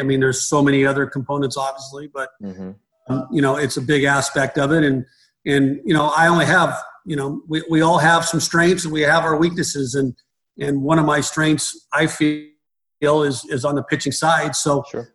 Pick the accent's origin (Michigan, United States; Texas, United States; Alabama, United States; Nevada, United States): Nevada, United States; Reno; I'm from Reno, Nevada. I grew up in Reno